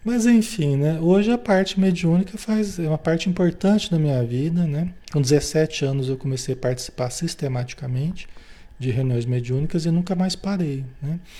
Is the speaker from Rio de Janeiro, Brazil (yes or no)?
no; Marília, São Paulo, Brazil; born there; E a gente ia para Marília, São Paulo, a cidade onde eu nasci, né? Onde a família toda é espírita tal